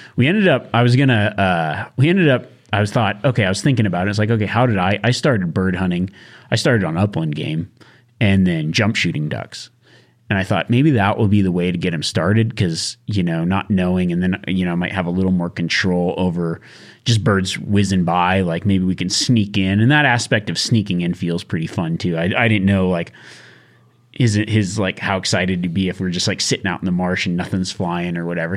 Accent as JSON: {"language": "English", "region": "Nevada", "country": "United States", "tie": "born or raised there", "said": "growing up in Nevada"}